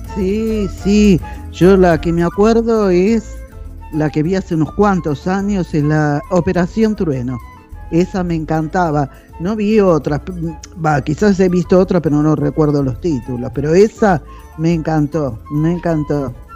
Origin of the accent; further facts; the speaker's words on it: Buenos Aires, Argentina; also born or lived in Caballito, Buenos Aires; Hasta los 40 años viví en Floresta con mi familia